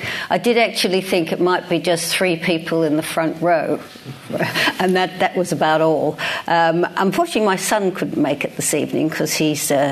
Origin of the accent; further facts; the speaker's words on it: Melbourne, Victoria, Australia; accent: Australian; moved away as an adult; now in London, United Kingdom; a state school in Melbourne. You can hear, those of you that know will hear that I still have my Australian accent after all these years. So I went through high school